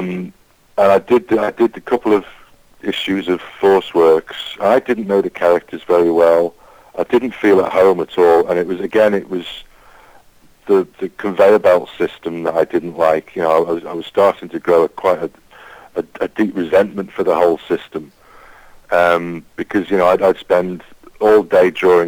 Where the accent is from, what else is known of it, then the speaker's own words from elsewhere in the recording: the Wirral, North West England, United Kingdom; I grew up on the Wirral, which is in between Liverpool, it's a peninsula in between Liverpool and North Wales